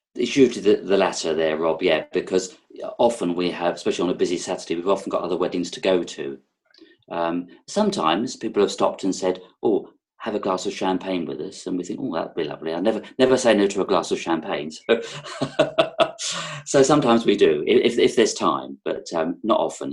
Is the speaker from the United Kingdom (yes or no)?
yes; London, United Kingdom; accent: London; moved away as an adult; also born or lived in Sussex; now in Herefordshire, United Kingdom; I'm zooming from Herefordshire in the UK, um, but I've probably got a bit of a London accent because that's where I was born